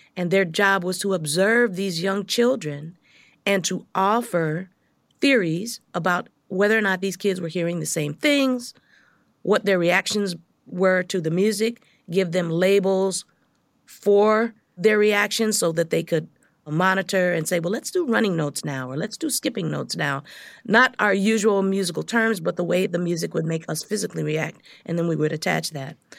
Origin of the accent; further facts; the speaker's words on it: Los Angeles, California, United States; I grew up in South Central L